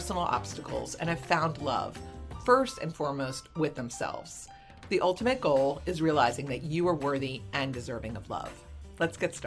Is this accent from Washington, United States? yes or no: no; Philadelphia, Pennsylvania, United States; I'm a Philly girl.